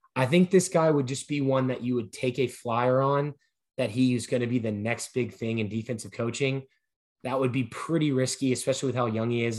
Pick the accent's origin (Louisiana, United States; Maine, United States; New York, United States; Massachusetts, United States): Louisiana, United States; moved away as an adult; also born or lived in Oklahoma; I was from Louisiana.